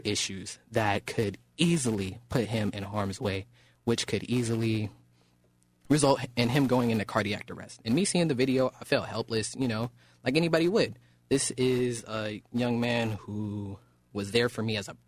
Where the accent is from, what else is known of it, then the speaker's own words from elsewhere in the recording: Oakland, California, United States; now in Rancho Cordova, United States; born and raised in Oakland, California